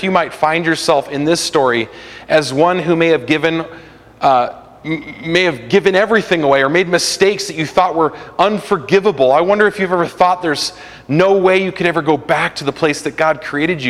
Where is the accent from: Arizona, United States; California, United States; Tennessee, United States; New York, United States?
California, United States; a kid growing up in California in the 90s